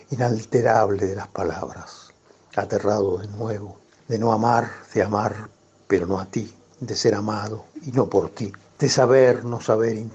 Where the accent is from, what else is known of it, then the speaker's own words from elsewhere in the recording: Buenos Aires, Argentina; yo soy porteño.